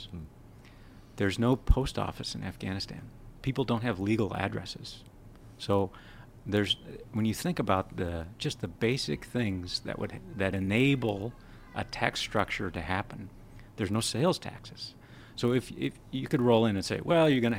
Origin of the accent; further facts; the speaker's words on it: South Dakota, United States; I grew up in South Dakota